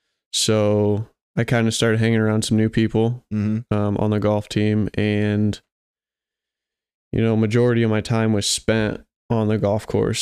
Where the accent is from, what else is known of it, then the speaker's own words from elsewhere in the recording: Goshen, Indiana, United States; also born or lived in Kansas; I was born here in Goshen.